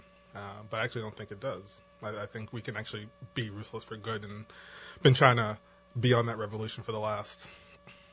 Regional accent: New Jersey, United States; moved away as an adult; also born or lived in Virginia; now in New Orleans, United States; as you can tell by my accent, I did not grow up in New Orleans. I actually grew up in New Jersey

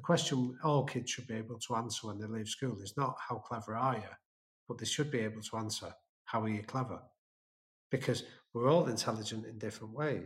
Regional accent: England, United Kingdom; being an English guy in American neighborhoods

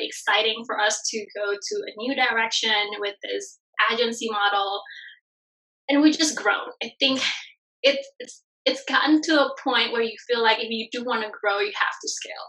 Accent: Bali, Indonesia; moved away; I'm originally from Bali, Indonesia. So I'm from a third world country originally, only raised in a very traditional family

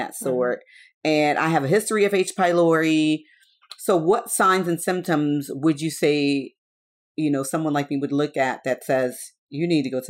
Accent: Haiti; moved away; So if you're from a third world country like I am, I'm from Haiti.

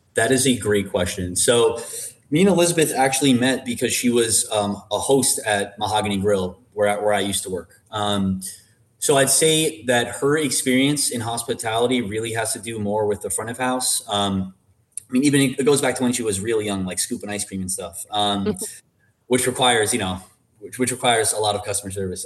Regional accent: Long Island, New York, United States; I was born and raised on Long Island

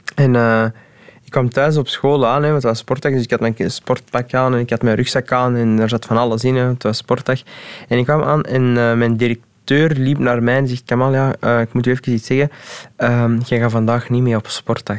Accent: Antwerp, Flanders, Belgium; also born or lived in Deurne; Ik ben eh, geboren in Deurne. Dan heb ik, maar dan herinner ik mij niet, een jaar ergens in Deurne gewoond. Dan zijn we verhuisd naar Borgerhout

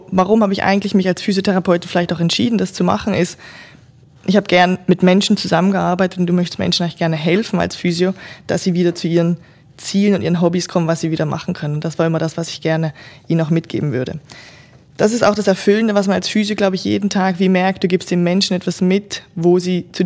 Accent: Germany; moved away as an adult; now in Switzerland; Ich komme ursprünglich aus Deutschland, wie unser Audioformat hier vielleicht gerade schon zeigt und bin jetzt doch seit 13 Jahren schon in der Schweiz, habe meinen ersten Job tatsächlich hier auch begonnen

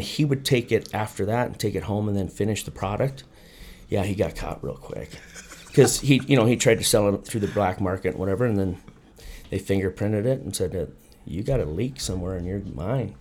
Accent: Sturgis, South Dakota, United States; now in Phoenix, United States; I'm from Sturgis, South Dakota, where they have the big motorcycle rally. I was born and raised, went to high school there.

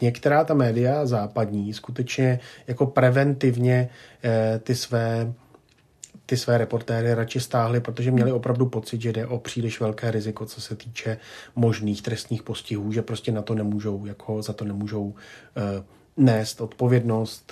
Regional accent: Czechia

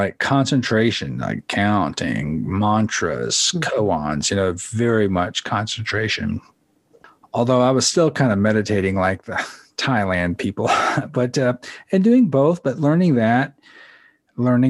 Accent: United States; I'm an American kid

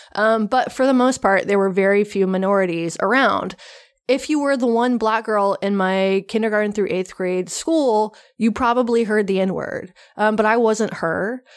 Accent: the South, United States; I grew up in the South in the eighties and nineties

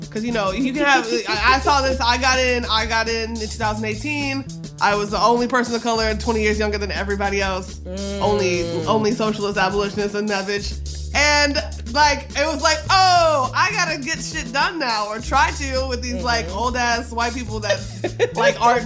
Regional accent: the South, United States; I'm from the South

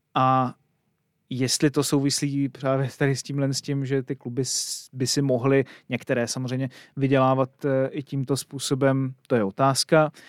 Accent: Kroměříž, Zlín Region, Czechia; chodil eh, na gymnázium eh, ve svém rodném městě

